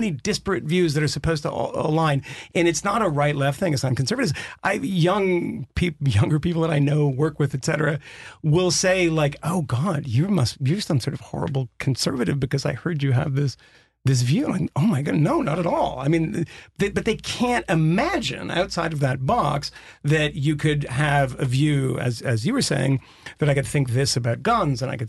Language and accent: English; Massachusetts, United States; I'm from Massachusetts, but my father was working class and in the union